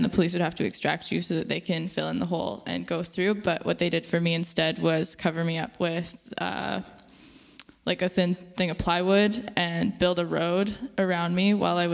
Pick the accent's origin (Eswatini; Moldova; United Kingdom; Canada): Canada; Chilliwack, British Columbia; I grew up in Chilliwack, which is a small town, kind of an hour and a half out of Vancouver